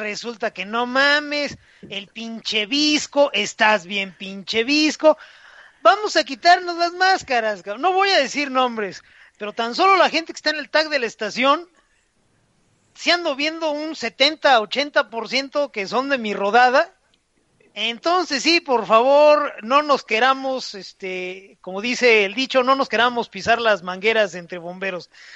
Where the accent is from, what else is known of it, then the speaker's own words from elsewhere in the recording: Mexico; also born or lived in Querétaro; como mexicano, mexicano que a inicios de los 90